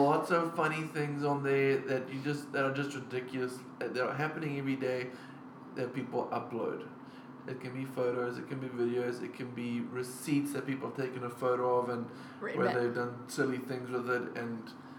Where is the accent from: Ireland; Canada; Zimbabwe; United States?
Zimbabwe; Okay, well, I'm from Zimbabwe